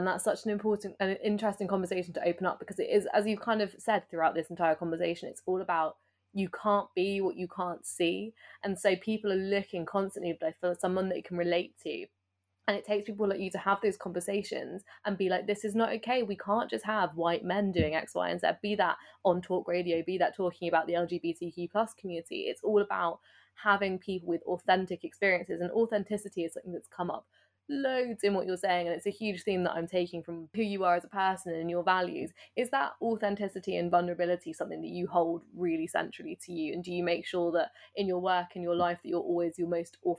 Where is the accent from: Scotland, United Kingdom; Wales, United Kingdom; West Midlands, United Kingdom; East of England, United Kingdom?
East of England, United Kingdom; accent: Essex; I'm from Essex, and you probably can't tell that I'm from Essex because I've worked so hard to lose my Essex accent